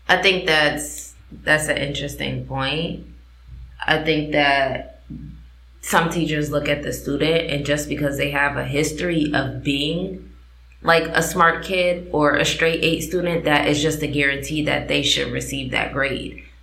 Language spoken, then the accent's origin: English; East Coast, United States; I am from the East Coast and our